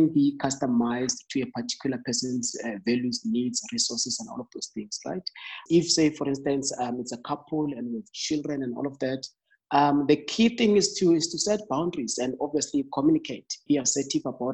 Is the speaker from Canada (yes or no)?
no; Emakaya, Mpumalanga, South Africa; I grew up in the farm. I'm from Emakaya, back in Mpumalanga